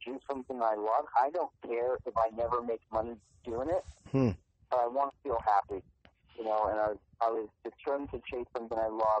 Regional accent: Manchester, North West England, United Kingdom; moved away as an adult; now in United States; I wasn't born in the States. I was born in England. I grew up there. Played soccer in college in England.

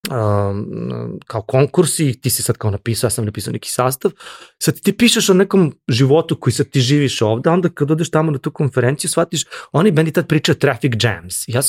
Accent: Serbia; mi smo iz Srbije

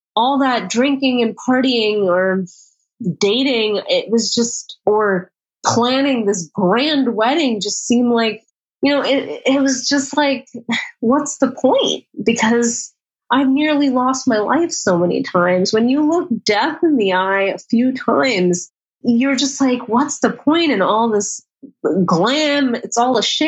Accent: United States; as an American woman

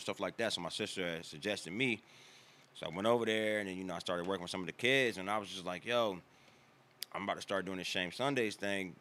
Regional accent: Washington, District of Columbia, United States; moved away as an adult; also born or lived in Landover, Maryland; now in North Carolina, United States; born and raised in Maryland, raised in Washington

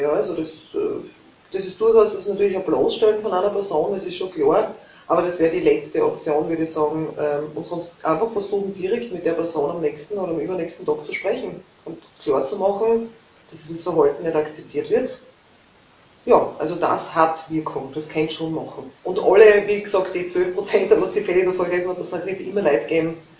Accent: Leibnitz, Styria, Austria; ich komme aus Leibniz

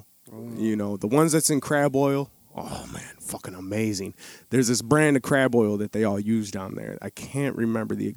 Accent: the North, United States; accent: northern; I got, you know, a northern accent.

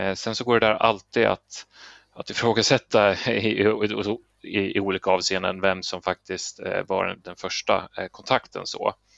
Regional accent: Sweden; vi svenskar

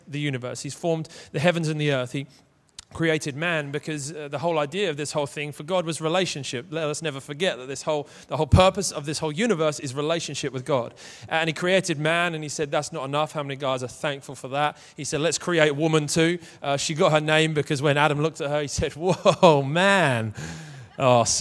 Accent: Manchester, North West England, United Kingdom; I am from Manchester

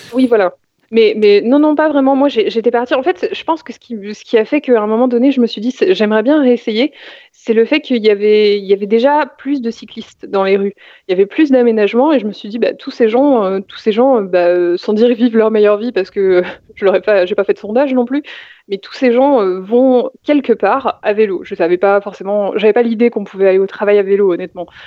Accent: Val-de-Marne, Île-de-France, France; J'ai grandi, bah, j'ai continué, euh, j'ai fait presque toute ma vie dans le Val-de-Marne

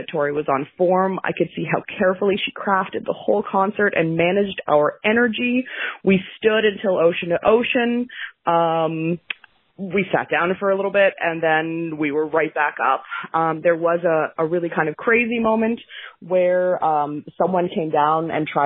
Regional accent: Nova Scotia, Canada; I'm from Nova Scotia. I flew in from Halifax

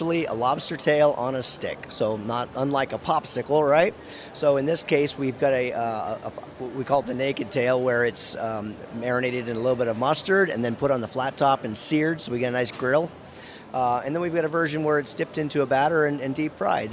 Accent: Maine, United States; I'm also from Maine. I didn't tell you that yet, but I was, you know, born from Maine

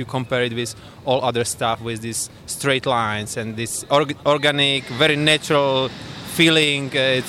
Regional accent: Prague, Czechia; from Prague, from Czechia.

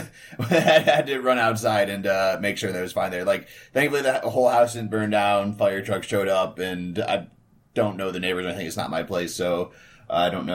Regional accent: Atlanta, Georgia, United States; I'm from Atlanta.

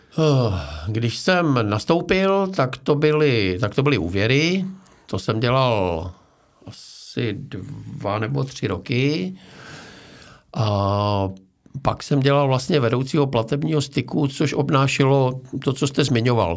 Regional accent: Frýdek-Místek, Moravian-Silesian Region, Czechia; Já jsem se narodil ve Frýdku místku

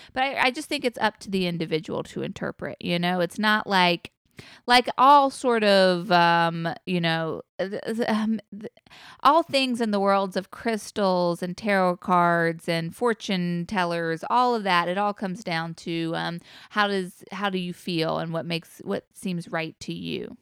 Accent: North Carolina, United States; I'm from North Carolina

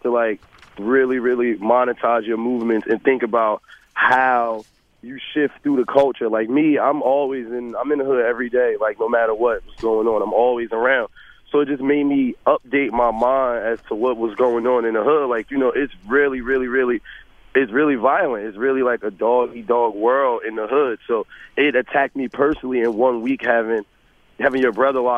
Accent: Newark, New Jersey, United States; I'm from Newark, New Jersey

